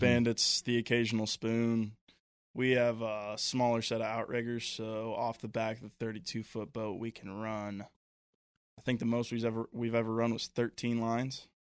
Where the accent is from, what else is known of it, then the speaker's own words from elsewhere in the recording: Cincinnati, Ohio, United States; also born or lived in Cleveland, Ohio; born and raised in Ohio, from Cleveland, raised in Cincinnati most of my life, but still a Lake Erie guy through and through